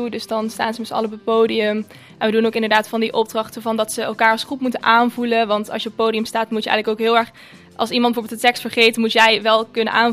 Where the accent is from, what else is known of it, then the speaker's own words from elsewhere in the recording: Overloon, North Brabant, Netherlands; now in Boxmeer, Netherlands; ik ben geboren in Overloon, ik woon nu in Boksmeer.